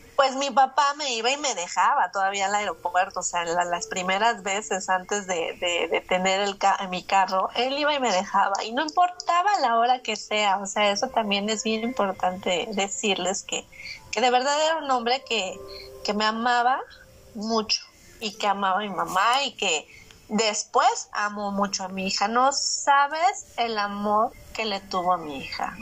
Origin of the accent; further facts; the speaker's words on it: Mexico; a lo que estamos acostumbrados los mexicanos